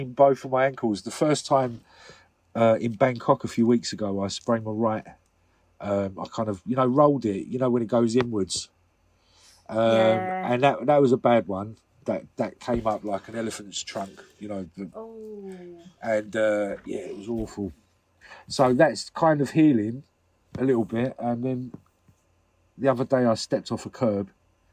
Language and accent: English; St Neots, East of England, United Kingdom; also born or lived in New Addington, Croydon, London; we moved to St. Neots, which is in Cambridgeshire